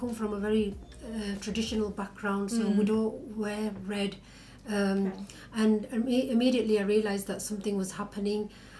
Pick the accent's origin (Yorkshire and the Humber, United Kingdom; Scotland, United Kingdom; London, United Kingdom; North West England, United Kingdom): Yorkshire and the Humber, United Kingdom; Bradford; from Bradford.